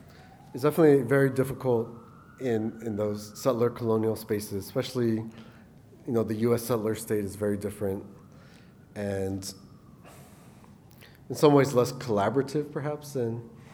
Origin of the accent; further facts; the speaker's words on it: Guam; Guam is even worse because we're a U.S. territory, not a U.S. state.